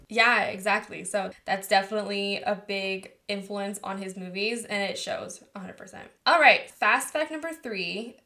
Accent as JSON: {"language": "English", "region": "California", "country": "United States", "accent": "California", "said": "my California accent"}